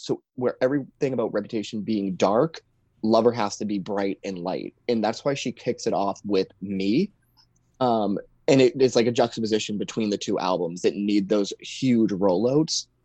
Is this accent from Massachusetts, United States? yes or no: yes; Boston, Massachusetts, United States; also born or lived in New Hampshire; now in Maine, United States; So like I was born like basically in Boston, just outside Boston. Then I went to school in Maine. I've spent summers in Maine like my entire life and now I work in New Hampshire. So I'm just like New England is what I consider myself.